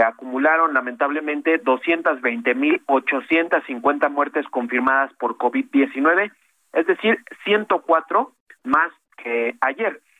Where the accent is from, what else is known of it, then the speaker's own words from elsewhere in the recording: Baja Californians, Mexico; also born or lived in Mexicali; como mexicanos, como californianos y en particular aquí en Mexicali